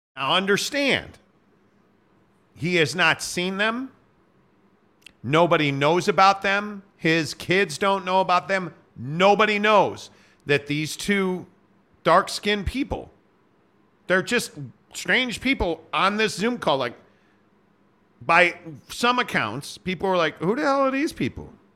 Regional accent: Chicago, Illinois, United States; I'm from Chicago

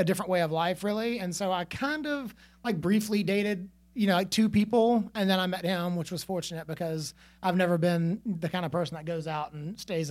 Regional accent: Atlanta, Georgia, United States; moved away as an adult; now in Charlotte, United States; I grew up in South Atlanta. It was not the nicer part of Atlanta.

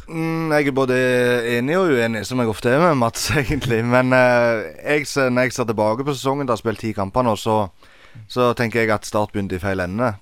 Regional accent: Egersund, Rogaland, Norway; Jeg er fra Egersund

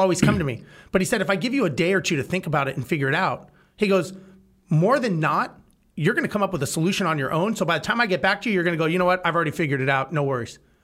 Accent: Los Angeles, California, United States; now in Texas, United States; I grew up in Los Angeles

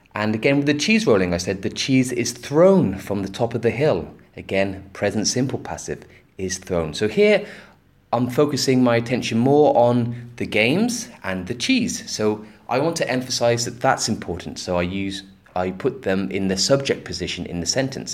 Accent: Gloucester, South West England, United Kingdom; my hometown, Gloucester

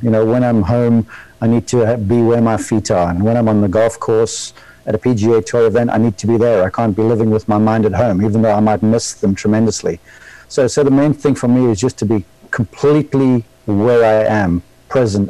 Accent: South Africa; moved away as an adult; now in Columbus, Georgia, United States; I was born in South Africa

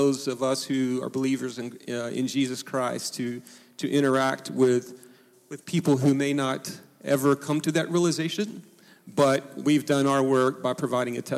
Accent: Oklahoma, United States; I went to a little small school where I grew up in Oklahoma

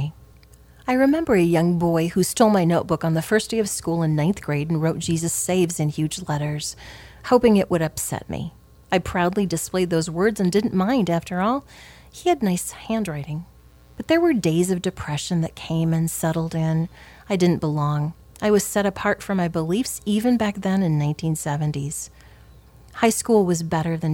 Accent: Southwest Iowa, United States; Growing up in Southwest Iowa, I lived in a small town

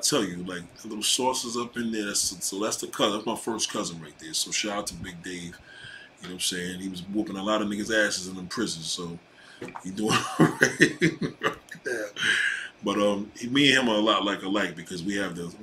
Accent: New York City, New York, United States; also born or lived in Brooklyn / Staten Island; I was born in Brooklyn, raised in Queens

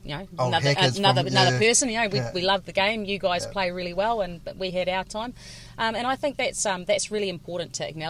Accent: Tararua, Manawatū-Whanganui, New Zealand; I grew up in Tararua, which was a volunteer covered area

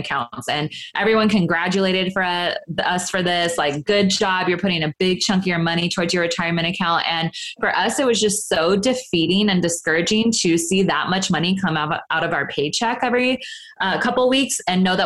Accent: Sacramento, California, United States; now in Los Angeles, United States; I'm from Northern California, up in Sacramento

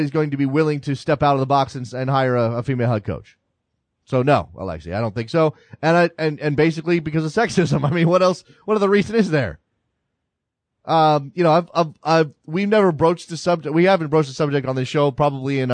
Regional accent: United States; I'm American

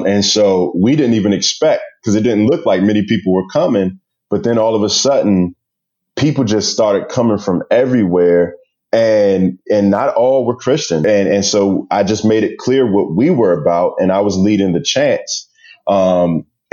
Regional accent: Prince George's County, Maryland, United States; growing up in Prince George's County, it's predominantly Black

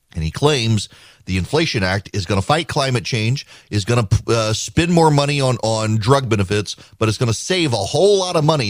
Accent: Louisiana, United States; now in Georgia, United States; I grew up in Louisiana

